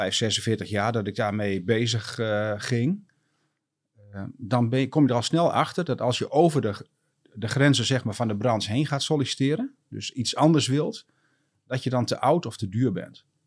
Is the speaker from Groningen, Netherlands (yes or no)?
yes; Groningen, Netherlands; ik ben eh, geboren en getogen eh, Groninger.